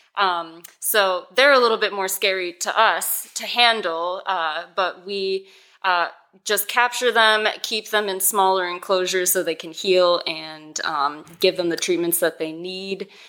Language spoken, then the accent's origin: English; Racine, Wisconsin, United States; born or raised there; moved away as an adult; also born or lived in Oklahoma